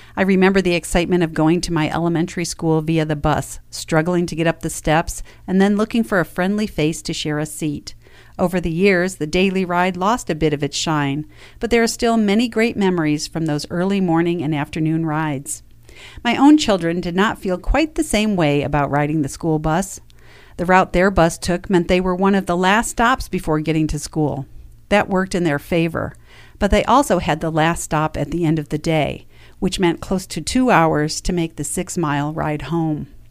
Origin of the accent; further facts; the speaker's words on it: New York, United States; Growing up in New York meant a trip to Cooperstown while in middle school